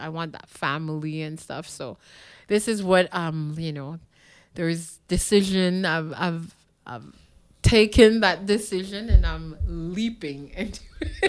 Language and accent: English; Montreal, Quebec, Canada; moved away; also born or lived in Ottawa; I grew up in Park X, which is known now as a very uh, poor neighborhood